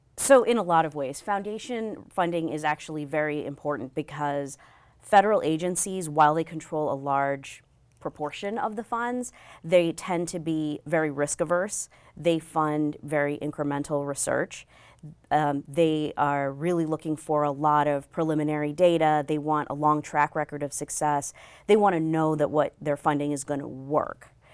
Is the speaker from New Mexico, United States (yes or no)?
yes; New Mexico, United States; moved away as an adult; also born or lived in Bangalore, India / Chicago, Illinois / Austin, Texas / California; we moved to New Mexico, which is where I spent most of my childhood